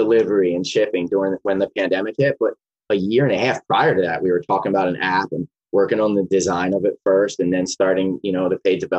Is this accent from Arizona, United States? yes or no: no; Philadelphia, Pennsylvania, United States; moved away as an adult; now in Portland, United States; my hometown Philly